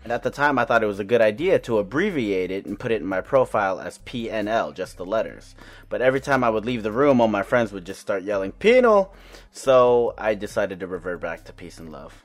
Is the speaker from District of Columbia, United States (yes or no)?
no; Orange County, California, United States; I grew up in Orange County with a predominantly white surrounding